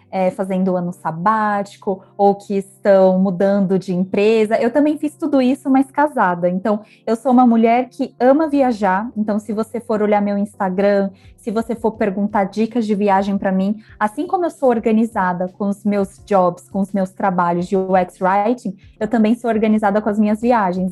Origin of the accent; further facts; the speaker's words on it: Brazil; eu sou brasileira